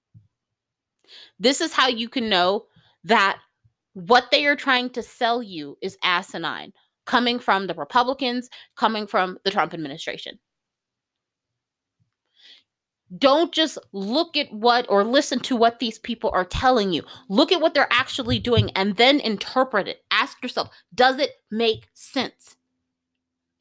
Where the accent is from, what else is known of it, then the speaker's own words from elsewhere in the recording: United States; I, as an American